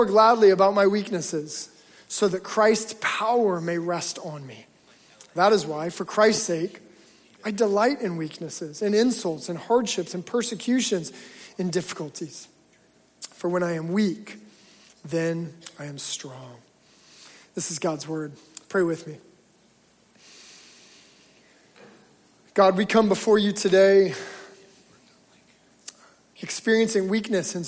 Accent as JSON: {"language": "English", "region": "Alaska", "country": "United States", "tie": "born or raised there", "moved": "yes", "said": "when I grew up in Alaska"}